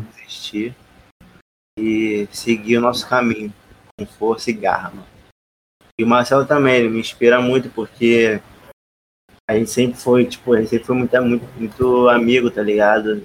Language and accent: Portuguese; Rio de Janeiro, Brazil; sou carioca